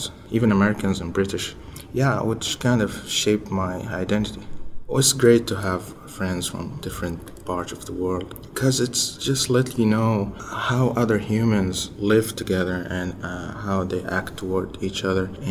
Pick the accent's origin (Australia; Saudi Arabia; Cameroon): Saudi Arabia; English is a second language; moved away as an adult; also born or lived in Utah, United States; now in United States; I'm from Saudi Arabia, I'm Muslim